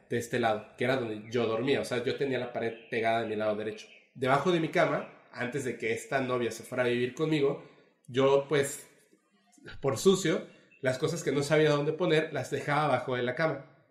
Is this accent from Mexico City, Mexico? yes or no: yes; Mexico City, Mexico; now in Mérida, Mexico; yo soy de la Ciudad de México, pero vivo aquí en Mérida